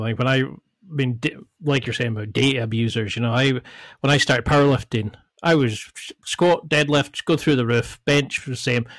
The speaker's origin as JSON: {"language": "English", "area": "the Highlands", "region": "Scotland", "country": "United Kingdom", "tie": "born or raised there", "said": "Like I grew up from in the Highlands where, you know, you're like we had sheep"}